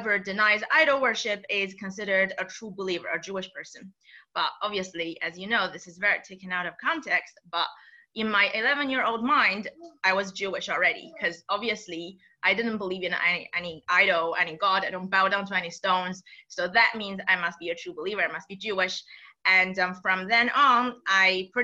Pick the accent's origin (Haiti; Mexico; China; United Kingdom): China; moved away; growing up in China, I was educated, under the communist regime